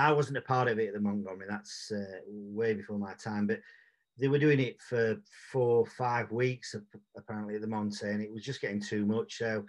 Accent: Sheffield, Yorkshire and the Humber, United Kingdom; male, Caucasian, from from sunny Sheffield. I was born and bred in Sheffield. I'll probably die in Sheffield

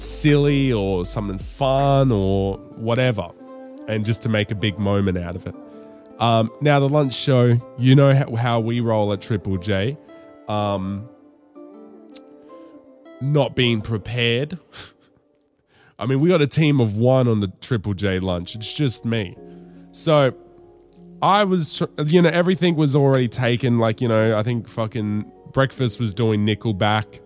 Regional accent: Darwin, Northern Territory, Australia; Growing up in Darwin

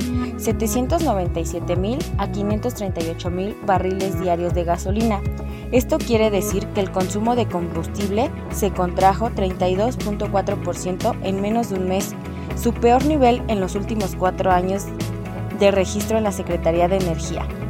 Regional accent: Mexico; nosotros somos el futuro de México.

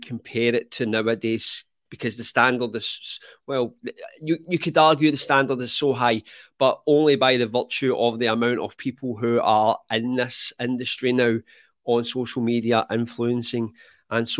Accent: Scotland, United Kingdom; I'm actually from Scotland

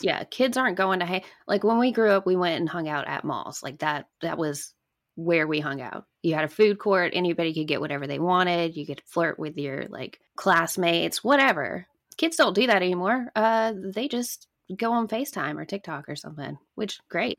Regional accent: Alabama, United States; growing up in Alabama

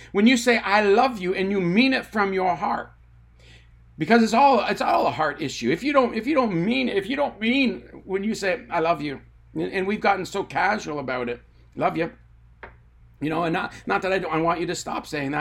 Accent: Tyendinaga Mohawk Territory, Ontario, Canada; I grew up on the Talladega Mohawk Territory in Ontario, Canada.

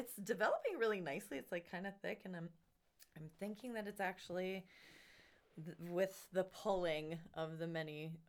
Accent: Hawaii, United States; moved away; I grew up in Hawaii

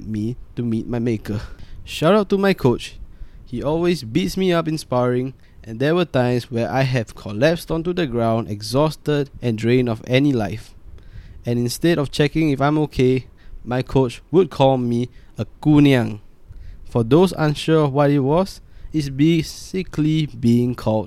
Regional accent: Singapore; I am a Singaporean

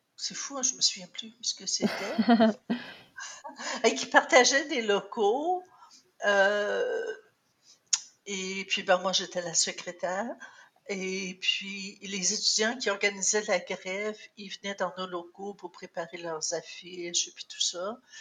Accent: Cornwall, Ontario, Canada; also born or lived in St. Andrews, Ontario; j'ai fait mon secondaire euh, à Cornwall. Avant ça, j'avais fait euh, l'école primaire dans une école française à, à l'extérieur de Cornwall, entre Cornwall et St. Andrews où j'habitais.

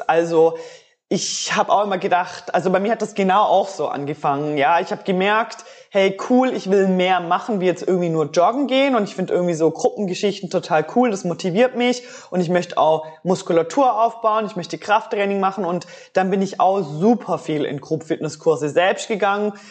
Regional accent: Switzerland; bei uns in der Schweiz

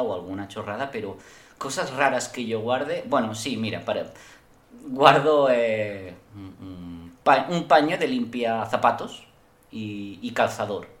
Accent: Spain; Yo como español

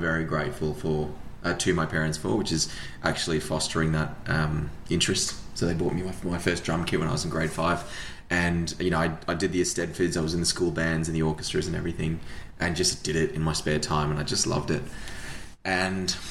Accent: Australia; also born or lived in New Zealand; my parents moved to New Zealand, which is where my brother and I were born, and then we moved to Australia not long afterwards

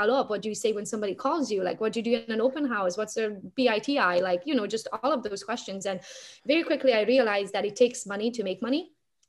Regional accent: Romania; English is a second language; moved away as an adult; now in Michigan, United States; I'm from Romania, so my whole family is back home.

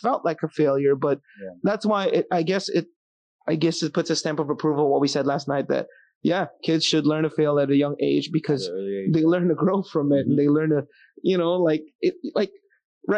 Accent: Philippines; I'm Filipino

